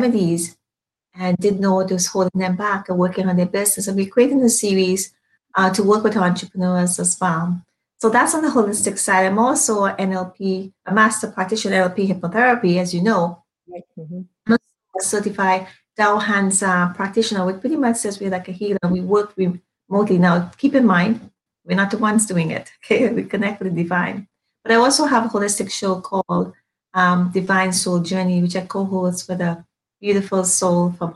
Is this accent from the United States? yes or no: no; Trinidad & Tobago; now in Toronto, Canada; I am from Trinidad and Tobago, and I've been here for quite some time